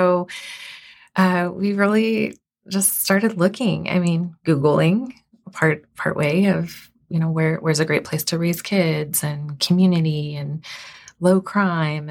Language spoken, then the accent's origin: English; Southern California, United States; moved away; I was born and raised in Southern California.